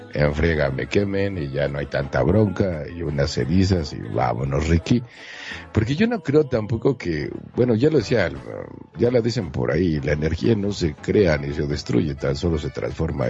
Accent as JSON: {"language": "Spanish", "town": "Monterrey", "region": "Nuevo León", "country": "Mexico", "said": "yo soy de Monterrey, Nuevo León, México, entonces soy medio, medio, medio norte, bueno, no, soy norteño y medio"}